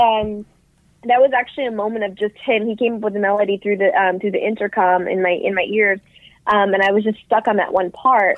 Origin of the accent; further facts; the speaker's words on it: New York City, New York, United States; I grew up in New York City